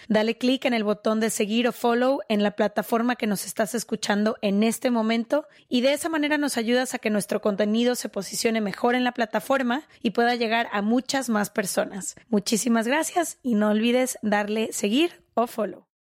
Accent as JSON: {"language": "Spanish", "town": "Guadalajara", "region": "Jalisco", "country": "Mexico", "said": "nosotras somos de Guadalajara"}